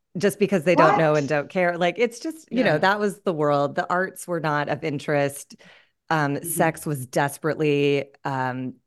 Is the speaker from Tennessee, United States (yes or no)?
no; Pasadena, California, United States; moved away; also born or lived in New York; I grew up in Pasadena, California, but in the 80s